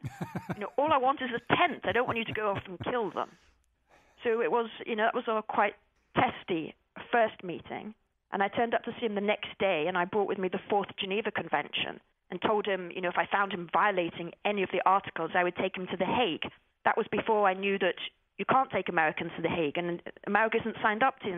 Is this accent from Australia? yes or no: no; England, United Kingdom; And I turned up and I said … from England, here to volunteer.